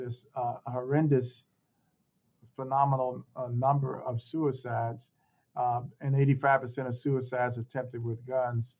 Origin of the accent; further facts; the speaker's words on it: Chicago, Illinois, United States; moved away as an adult; also born or lived in Des Moines, Iowa / Cleveland, Ohio; now in Indiana, United States; growing up in Chicago as a youth and a young adult